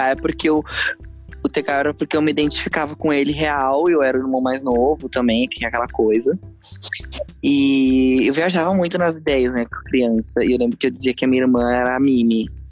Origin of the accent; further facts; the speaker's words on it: Manoel Viana, Rio Grande do Sul, Brazil; Sou do interiorzão do Brasil, lá no Rio Grande do Sul, uma cidade maravilhosa chamada Manuel Viana